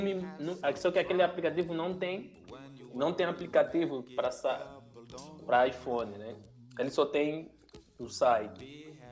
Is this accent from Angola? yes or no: yes; Angola; moved away as an adult; now in Brazil; Sou de Angola, mas eu moro já aqui no Brasil faz 4, 5 anos.